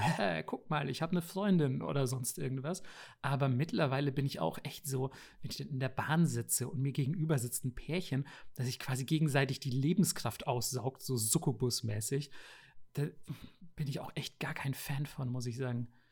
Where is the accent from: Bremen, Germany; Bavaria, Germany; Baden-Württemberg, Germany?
Bavaria, Germany; also born or lived in Japan; weil ich hier aus Bayern komme